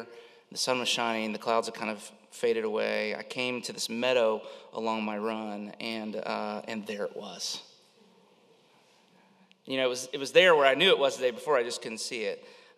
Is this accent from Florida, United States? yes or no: yes; Florida, United States; I probably growing up in Florida